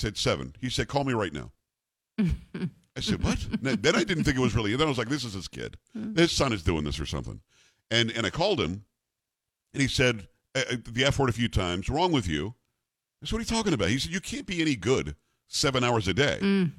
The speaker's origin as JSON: {"language": "English", "area": "Long Island", "region": "New York", "country": "United States", "said": "we're both from Long Island."}